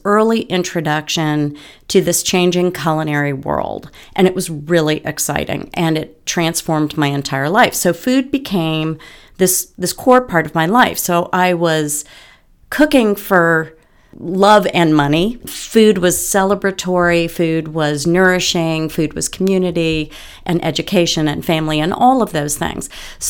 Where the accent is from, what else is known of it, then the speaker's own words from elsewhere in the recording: Bronxville, New York, United States; My mom had a shop in the town I grew up in Bronxville, New York.